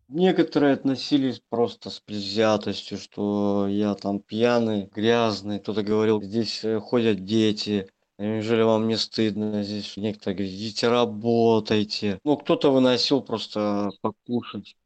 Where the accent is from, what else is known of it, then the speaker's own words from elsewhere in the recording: Belarus; now in Saint Petersburg, Russia; сам я белорус. В Санкт-Петербурге я живу давно уже. 9 лет.